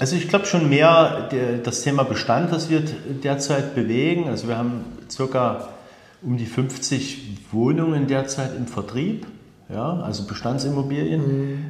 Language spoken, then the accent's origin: German; Dresden, Saxony, Germany; als Dresdner